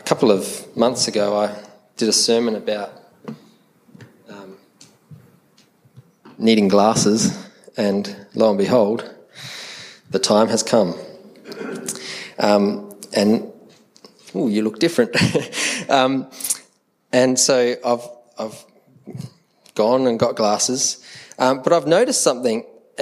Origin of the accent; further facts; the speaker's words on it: Adelaide, South Australia, Australia; accent: Adelaide; Because the Adelaide accent sounds very English. We're very proper and posh in the way that we speak.